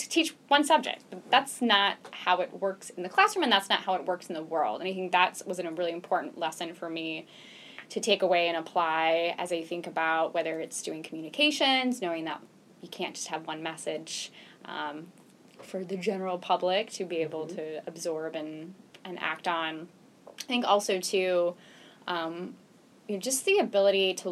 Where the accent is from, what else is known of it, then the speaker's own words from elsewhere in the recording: Phoenix, Arizona, United States; moved away; also born or lived in Henderson, North Carolina; I grew up in Phoenix, mm-hmm. Arizona